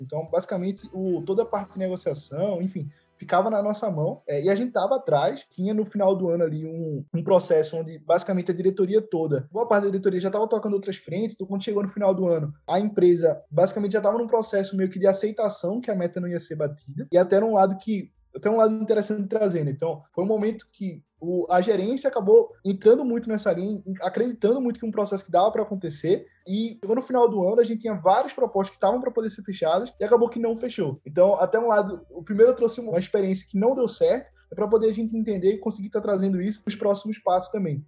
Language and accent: Portuguese; Recife, Pernambuco, Brazil; sou aqui de Recife